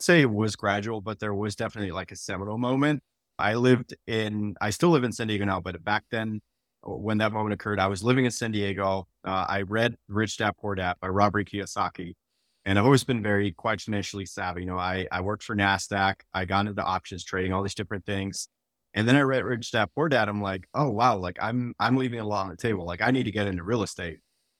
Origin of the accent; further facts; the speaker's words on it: Netherlands; now in United States; You know, I'm a software engineer and I grew up in the Netherlands and moved to the United States, was in the Air Force and military, moved around a bunch, didn't really have community anywhere.